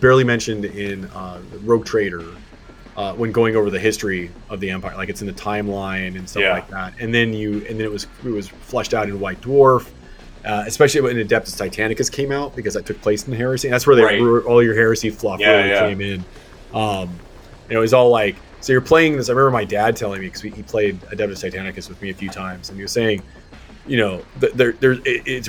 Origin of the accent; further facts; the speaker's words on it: Germany; moved away; I was raised in Germany